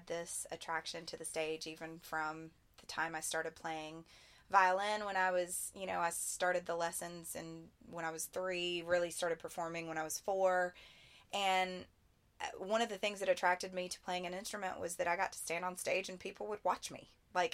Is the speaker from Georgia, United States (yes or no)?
no; right outside of Nashville, Tennessee, United States; since I'm a Southern girl, I grew up here right outside of Nashville